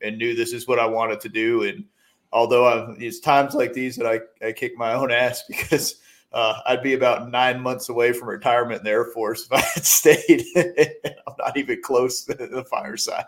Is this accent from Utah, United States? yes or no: no; upstate New York, United States; moved away as an adult; I got my start uh, in my hometown in upstate New York as a volunteer